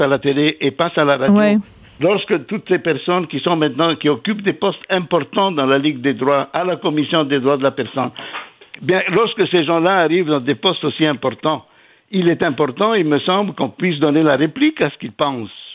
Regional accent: Quebec, Canada; en tant que Québécois

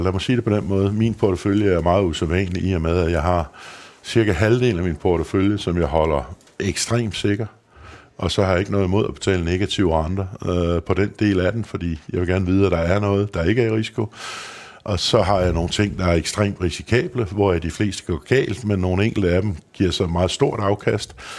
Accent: Løgstrup, Central Denmark Region, Denmark; also born or lived in Copenhagen; der gik jeg faktisk hele min opvækst i, i, i Lykstrup der, som er en lille landsby øh, mellem Viborg og Skive

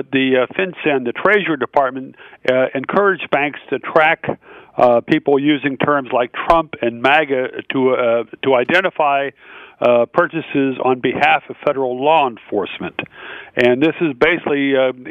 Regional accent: the South, United States; I was raised in the South

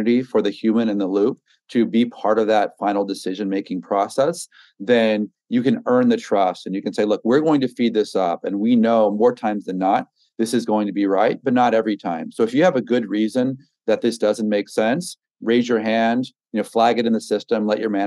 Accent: Texas, United States; moved away as an adult; also born or lived in Brooklyn, New York; I grew up in Texas

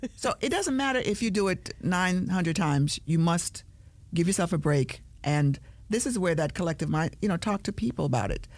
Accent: Jamaica; I'm a Jamaican

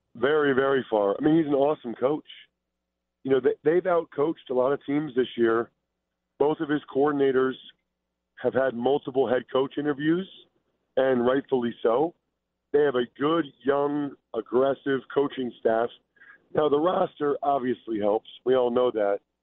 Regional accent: Philadelphia, Pennsylvania, United States; I'm from Philadelphia, and I grew up an Eagles fan

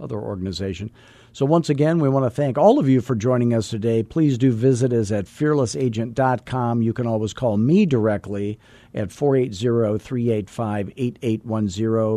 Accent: Scottsdale, Arizona, United States; I'm from Scottsdale

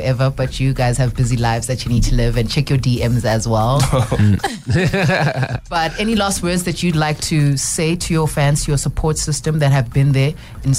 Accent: South Africa; South Africa, we don't have a lot of tall men

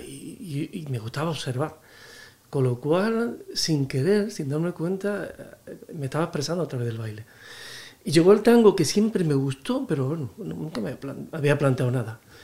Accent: Alcalá de Guadaíra, Andalusia, Spain; moved away as an adult; also born or lived in London; now in Madrid, Spain; se me quedaba pequeño mi pueblo, que era Alcalá de Guadaira, de Sevilla.

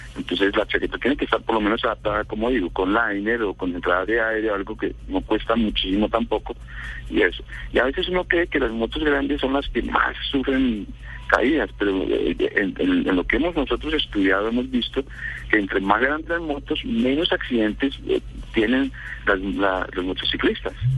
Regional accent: Bogotá, Bogotá Capital District, Colombia; moved away as an adult; also born or lived in Tolima; now in Manizales, Colombia; yo soy de Tolima, viví en Bogotá casi toda mi vida y hace cuatro años algo estamos radicados aquí en Manizales.

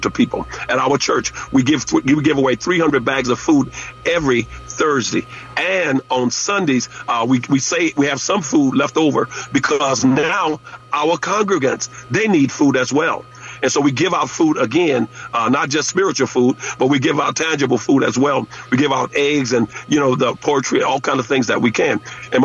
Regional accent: Louisiana, United States; moved away; in my hometown

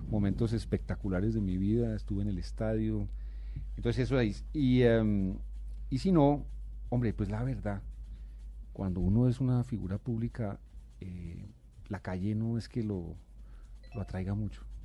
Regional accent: Bogotá, Colombia; yo nací en Bogotá y y yo aspiro a morir en esta ciudad que es la mía

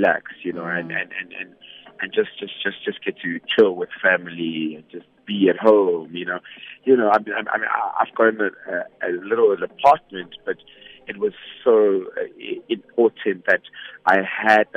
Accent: Vanderbijlpark, Gauteng, South Africa; moved away as an adult; now in Johannesburg, South Africa; born and bred in Vanderbilt Park in the Vaal. Moved to Johannesburg 2011 after matric.

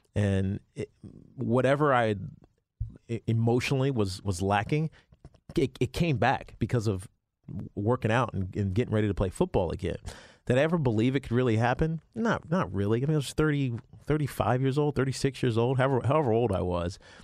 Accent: Virginia, United States; now in New York, United States; I grew up in Virginia, but I'm a New Yorker

